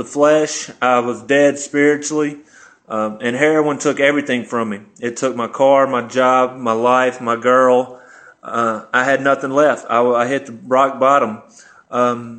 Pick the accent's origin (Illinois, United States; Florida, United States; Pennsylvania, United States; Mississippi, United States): Mississippi, United States; Jackson; I'm from Jackson, Mississippi. I was born and raised with a good family